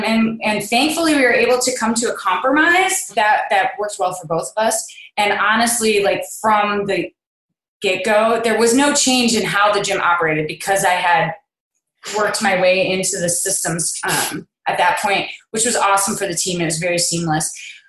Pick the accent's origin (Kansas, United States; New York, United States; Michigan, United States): Kansas, United States; Kansas City; I'm from Kansas City, Kansas, not to be confused with Kansas City, Missouri.